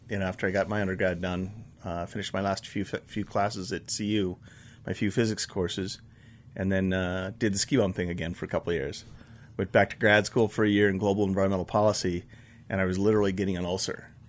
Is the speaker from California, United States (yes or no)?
no; Buena Vista, Colorado, United States; I grew up in Buena Vista, and if you're from there, it's Buena Vista, I know. Um, but my mom moved up there with one of my stepdads back in sixty-eight, I guess. I was just in fifth grade.